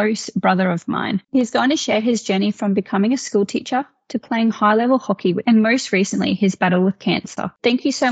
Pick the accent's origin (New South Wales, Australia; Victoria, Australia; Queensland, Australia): Queensland, Australia; Central; I'm from Central Queensland